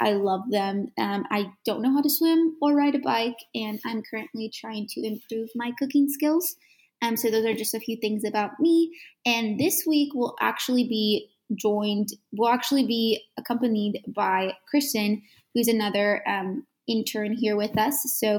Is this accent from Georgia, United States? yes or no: yes; Byron, Georgia, United States; now in Athens, United States; I currently live in Athens, Georgia, but I'm originally from Byron, Georgia, which is a really small town.